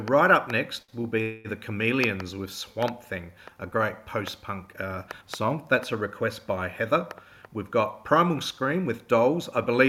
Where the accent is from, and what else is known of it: South Australia, Australia; accent: South Australian